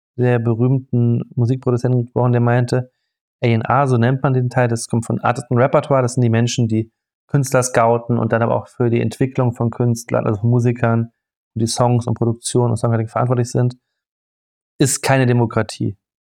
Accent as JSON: {"language": "German", "town": "Freiburg", "region": "Baden-Württemberg", "country": "Germany", "tie": "born or raised there", "said": "ich bin im Schwarzwald aufgewachsen, ähm, also in Freiburg"}